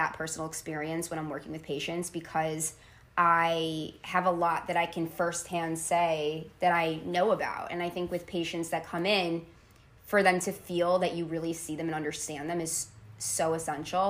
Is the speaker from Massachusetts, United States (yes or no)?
no; Tenafly, New Jersey, United States; I grew up in Tenafly, New Jersey